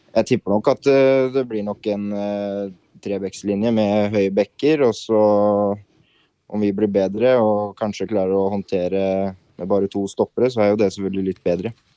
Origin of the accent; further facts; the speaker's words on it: Larvik, Vestfold, Norway; moved away as an adult; now in Moss, Norway; Jeg er fra Larvik